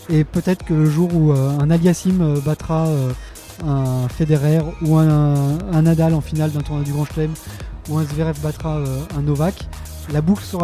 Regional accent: Lyon, Auvergne-Rhône-Alpes, France; Alors en tant que Lyonnais et fan de tennis

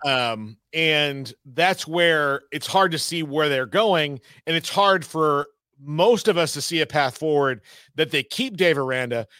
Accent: the South, United States; also born or lived in Texas; I grew up in the South.

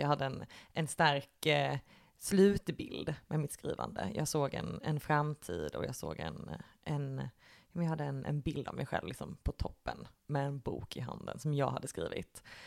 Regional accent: Lund, Skåne, Sweden; moved away as an adult; now in Malmö, Sweden; jag är eh, ursprungligen från Lund.

